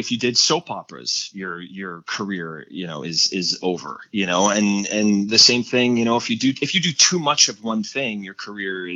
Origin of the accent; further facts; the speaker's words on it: Montreal, Quebec, Canada; moved away; my hometown of Montreal.